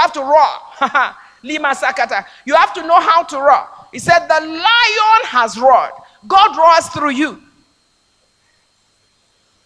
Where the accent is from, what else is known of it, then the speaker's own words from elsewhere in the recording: Nigeria; I'm a Nigerian. I mean, I come from a place where I could realize that dream.